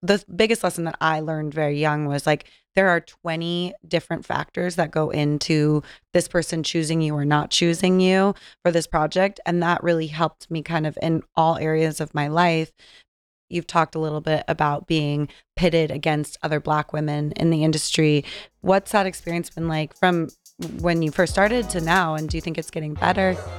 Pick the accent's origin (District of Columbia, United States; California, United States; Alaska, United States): California, United States; San Diego; I'm from San Diego, so driving up from Southern California